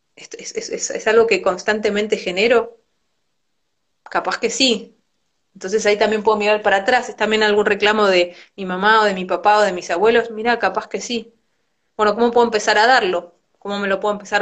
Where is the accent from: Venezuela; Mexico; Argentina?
Argentina; soy mujer, soy argentina